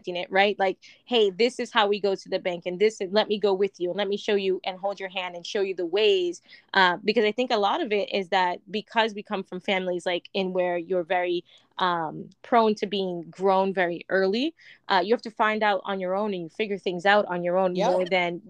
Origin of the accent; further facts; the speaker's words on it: New York, United States; growing up in New York